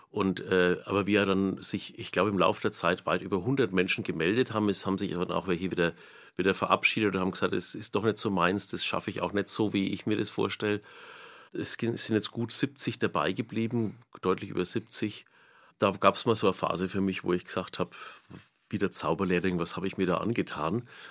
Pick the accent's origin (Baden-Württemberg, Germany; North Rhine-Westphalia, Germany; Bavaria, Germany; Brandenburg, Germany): Bavaria, Germany; Nuremberg; accent: Middle Franconian, Knoblauchsland; first language Franconian; now in Lichtenau, Germany; mein Heimatort ist Almushof, das ist im Knoblauchsland, kürzer Kirchengemeinde Kraftshof